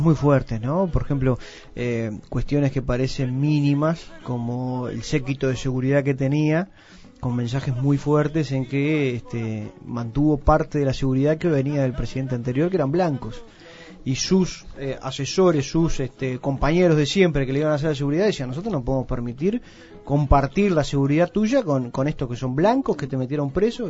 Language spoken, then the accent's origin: Spanish; Uruguay; tenemos un precioso país